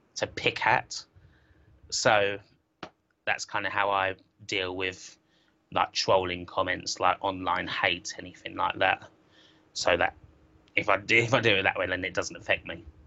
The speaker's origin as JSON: {"language": "English", "town": "Southend-on-Sea", "region": "East of England", "country": "United Kingdom", "tie": "born or raised there", "said": "my hometown Southend"}